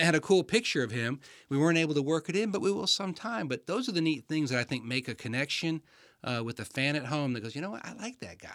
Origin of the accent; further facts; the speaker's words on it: Michigan, United States; I was born in Michigan.